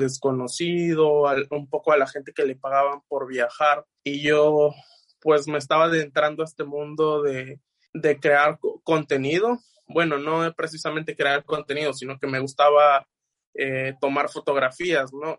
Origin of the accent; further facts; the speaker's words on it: Los Tuxtlas, Veracruz, Mexico; mayormente de la región de los Tuxtlas, porque pues es donde yo nací